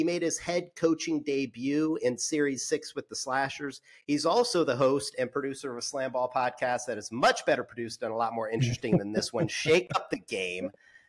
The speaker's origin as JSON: {"language": "English", "region": "Indiana", "country": "United States", "tie": "born or raised there", "said": "I grew up in Indiana, Irish Catholic."}